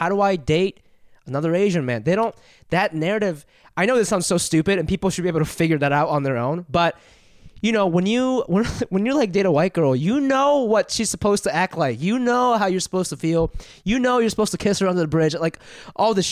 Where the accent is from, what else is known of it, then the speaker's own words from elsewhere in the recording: Japan; moved away; I grew up in Japan